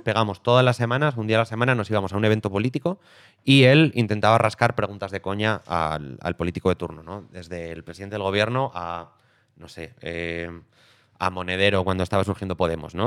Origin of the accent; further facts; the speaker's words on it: Aragon, Spain; now in Madrid, Spain; aragonés expatriado en Madrid